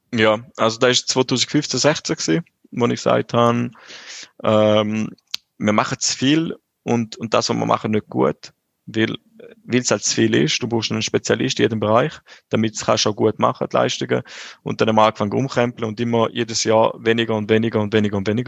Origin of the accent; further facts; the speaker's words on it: St. Gallen, Switzerland; ich bin vor 32 Jahren in St. Gallen auf die Welt gekommen